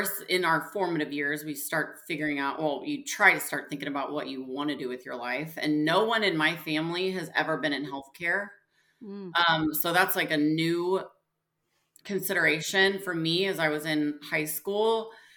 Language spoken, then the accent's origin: English; Springfield, Missouri, United States; also born or lived in St. Louis, Missouri; now in Kansas City, United States; I grew up in actually Springfield, Missouri